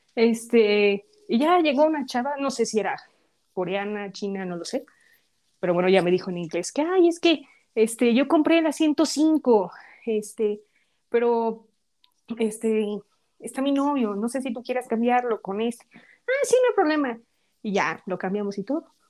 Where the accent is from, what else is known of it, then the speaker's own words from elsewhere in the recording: Mexico; como buenas mexicanas